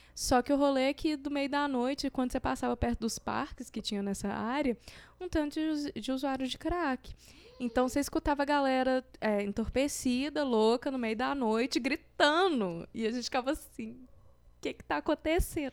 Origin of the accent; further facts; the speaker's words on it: Minas Gerais, Brazil; eu sou de Minas